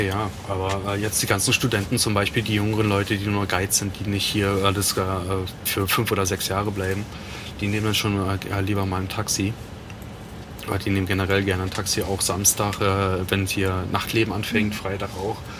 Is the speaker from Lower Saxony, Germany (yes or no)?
no; Biesenthal, Brandenburg, Germany; moved away as an adult; also born or lived in Norway; now in Svalbard, Norway; eigentlich komme ich aus Berlin. Ja. Etwas nördlich von Berlin. Genau, für die, die es besser kennen. Oder Biesenthal